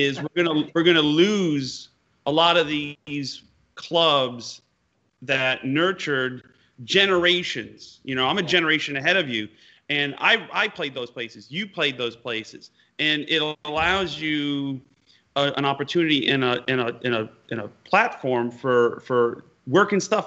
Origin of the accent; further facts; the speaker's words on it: upstate New York, United States; upstate New York, where I'm from